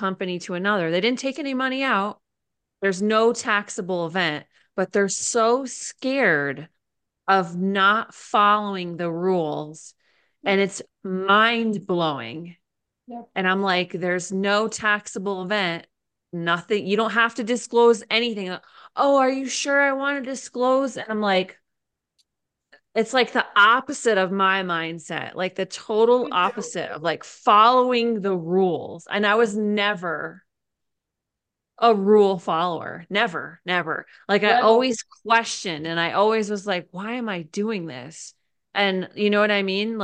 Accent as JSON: {"language": "English", "region": "Connecticut", "country": "United States", "tie": "born or raised there", "moved": "yes", "lives_now": "Idaho, United States", "said": "I was born in Connecticut"}